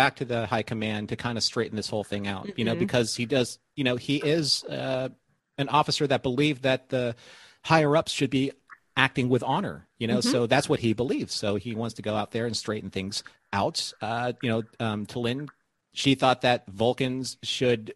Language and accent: English; Hawaii, United States; I'm from Hawaii too